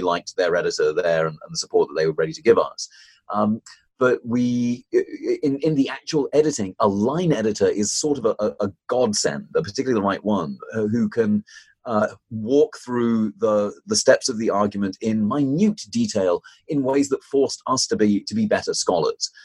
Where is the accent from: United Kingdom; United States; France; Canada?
United Kingdom; moved away; I, started in in the United Kingdom, as you might be able to tell from my accent